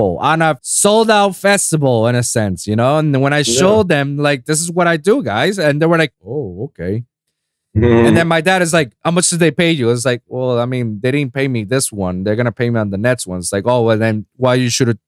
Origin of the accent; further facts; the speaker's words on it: Puerto Rico; I'm 787 from Puerto Rico